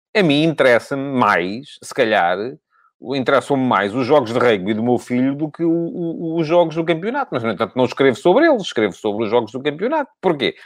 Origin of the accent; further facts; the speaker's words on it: Ribatejo, Portugal; now in Lisbon, Portugal; eu nem sou lisboeta, vivo em Lisboa, mas nem sou lisboeta, sou ribatejano.